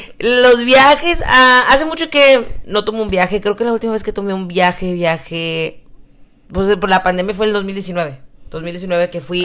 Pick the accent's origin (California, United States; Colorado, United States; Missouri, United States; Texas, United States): Texas, United States; todo está más grande en Texas, que usamos sombreros